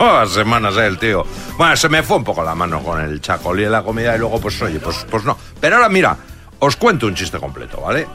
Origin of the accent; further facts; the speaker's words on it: Zarautz, Basque Country, Spain; mi pueblo, Xavi, en Zarauz